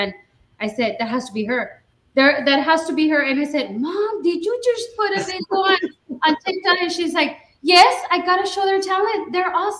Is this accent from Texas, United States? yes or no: yes; Roma, Texas, United States; We're originally from Roma, Star County